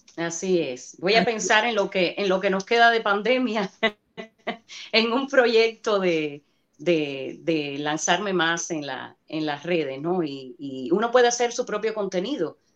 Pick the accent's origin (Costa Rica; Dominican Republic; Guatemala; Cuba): Cuba; accent: Cuban; now in United States; Los actores cubanos tenemos el, lo que le llaman el problema del acento